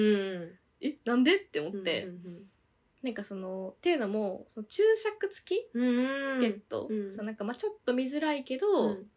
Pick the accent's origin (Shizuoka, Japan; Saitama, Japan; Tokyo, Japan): Tokyo, Japan; 都内に住んでるからさ